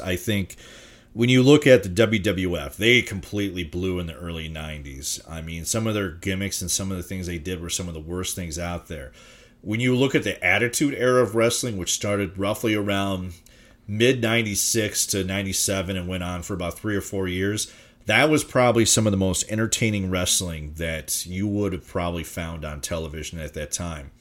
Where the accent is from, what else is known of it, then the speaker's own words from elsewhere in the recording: Minnesota, United States; based out of my hometown in Minnesota